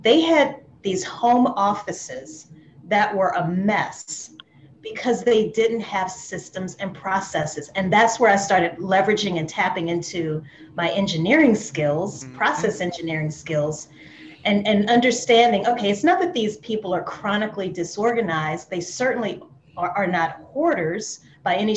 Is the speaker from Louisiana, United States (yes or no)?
yes; New Orleans, Louisiana, United States; moved away as an adult; now in Atlanta, United States; I'm from Louisiana originally, which is a French colony in the US. And So when I left New Orleans, I relocated to Atlanta, Georgia